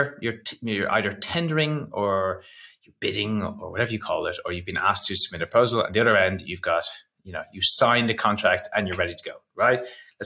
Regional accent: Ireland; I'm Irish

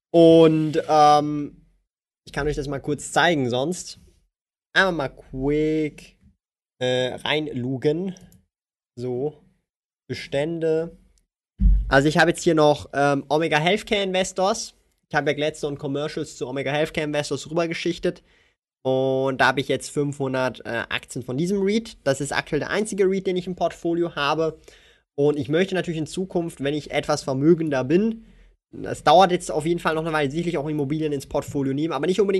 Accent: Switzerland; Hier auch sogar als Schweizer ist halt meine persönliche Meinung.

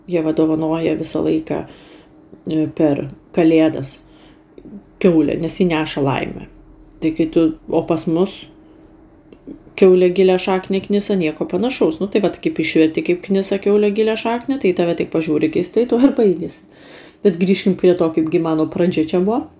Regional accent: Lithuania; moved away as an adult; Tai aš užsisakiau, kaip lietuvė, sriubos ir antrą patiekalą.

